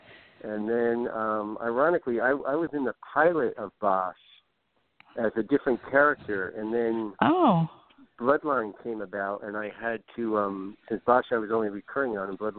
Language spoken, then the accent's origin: English; New Jersey, United States; moved away as an adult; now in Los Angeles, United States; I'm from Jersey, but I've been here 20 years, and this is home, and this is where my family is, and my kids and everything.